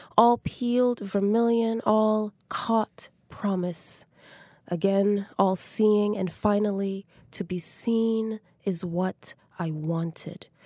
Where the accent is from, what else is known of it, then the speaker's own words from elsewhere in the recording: Jamaica; my childhood growing up in Jamaica